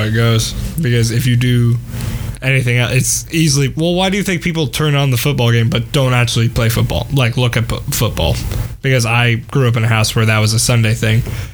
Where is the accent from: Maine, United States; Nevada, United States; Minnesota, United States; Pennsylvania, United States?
Minnesota, United States; I'm Minnesotan